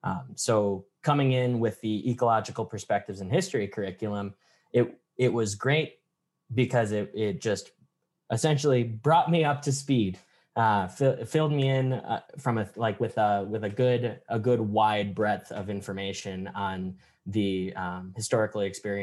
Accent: Chicagoland area, Illinois, United States; moved away as an adult; now in Duluth, United States; I am from the Chicagoland area originally, but now I am currently in Duluth, Minnesota.

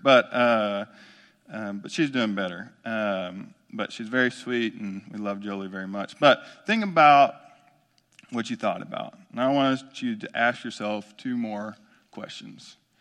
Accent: Omaha, Texas, United States; I grew up in Omaha, Texas, small East Texas town off of two fifty-nine

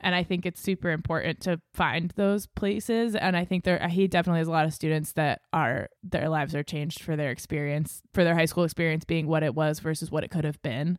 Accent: Exeter, New Hampshire, United States; moved away as an adult; also born or lived in Los Angeles / Maine; I grew up in Exeter, after New Hampshire, it's a small town

